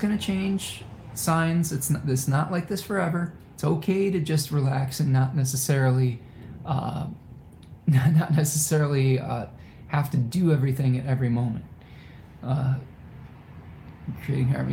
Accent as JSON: {"language": "English", "town": "Ypsilanti", "region": "Michigan", "country": "United States", "tie": "born or raised there", "said": "my hometown of Ypsilanti"}